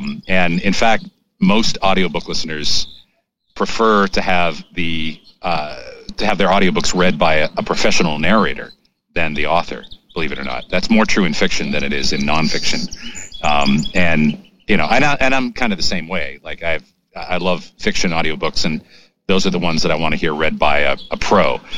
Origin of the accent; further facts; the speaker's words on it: Maine, United States; No, actually, I grew up in Maine. My father has a wicked Maine accent